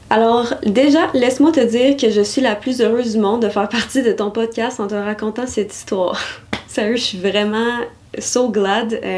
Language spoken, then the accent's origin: French; Nouvelle-Aquitaine, France; Moi, je viens de Dordogne